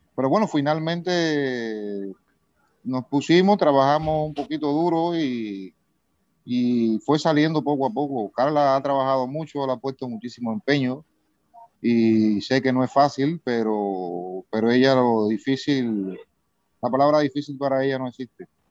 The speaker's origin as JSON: {"language": "Spanish", "town": "Baracoa", "region": "Guantánamo", "country": "Cuba", "said": "Yo soy de Cuba, de la parte oriental, de un sitio, de un pueblo que se llama Baracoa"}